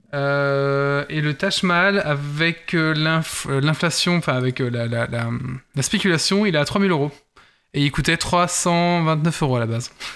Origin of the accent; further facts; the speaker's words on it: Belgium; notre beau royaume